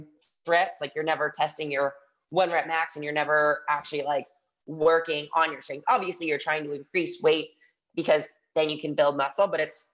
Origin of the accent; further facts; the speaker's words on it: Michigan, United States; I grew up in Michigan